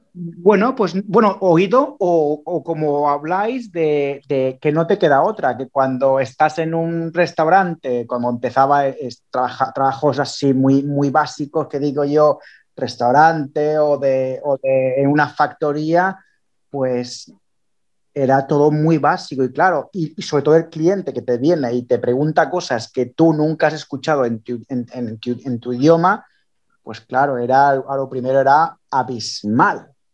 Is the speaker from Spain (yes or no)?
yes; Barcelona, Catalonia, Spain; moved away as an adult; now in England, United Kingdom; yo soy de Barcelona, me vine de Barcelona